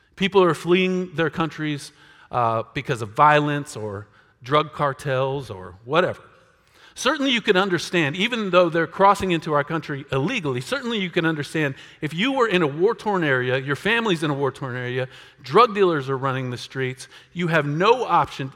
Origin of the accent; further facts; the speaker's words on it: United States; us as American Christians